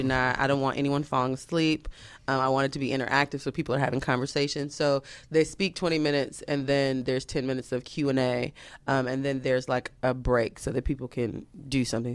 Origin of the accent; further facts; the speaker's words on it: Atlanta, Georgia, United States; I'm from Atlanta.